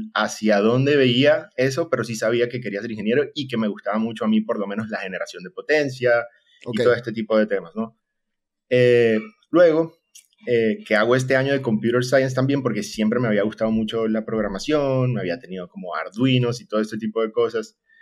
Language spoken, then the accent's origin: Spanish; Maracaibo, Zulia, Venezuela; moved away as an adult; now in Costa Rica; actualmente estoy en Costa Rica, soy de Maracaibo, Venezuela, y tengo ya prácticamente seis años aquí